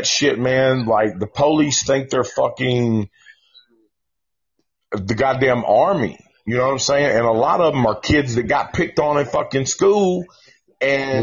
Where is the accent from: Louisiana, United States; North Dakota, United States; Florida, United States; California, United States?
California, United States; Vine Hill Projects; also born or lived in Antioch / Oklahoma / Oak Cliff, Dallas; I was raised in Vine Hill Projects and it's right next to Woodbine